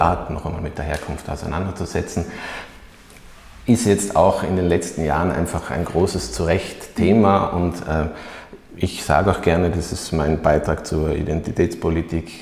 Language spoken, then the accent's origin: German; Oberland, Tyrol, Austria; wenn man aufgewachsen ist im Oberland